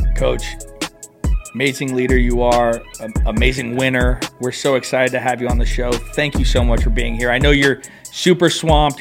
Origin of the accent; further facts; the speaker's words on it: California, United States; we're from California